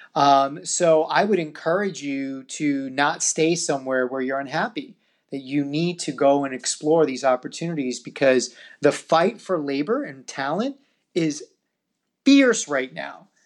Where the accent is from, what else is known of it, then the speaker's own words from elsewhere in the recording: New York, United States; my hometown of New York.